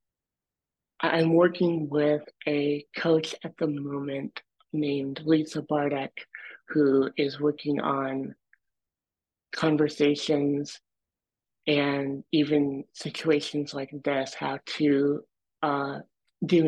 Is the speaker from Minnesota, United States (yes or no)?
no; Dexter, Michigan, United States; I grew up in Dexter, Michigan, and I really enjoyed growing up there